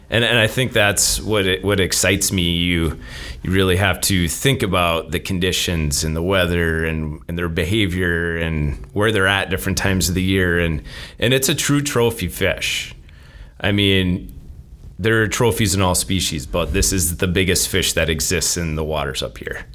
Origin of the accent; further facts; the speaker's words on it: Minnesota, United States; moved away as an adult; also born or lived in Arizona / Wisconsin; now in Stevens Point, United States; I grew up in Minnesota, uh, played hockey